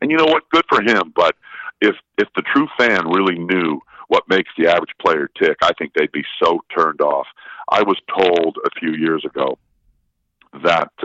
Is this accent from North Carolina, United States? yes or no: no; Milwaukee, Wisconsin, United States; I'm from Milwaukee, born and bred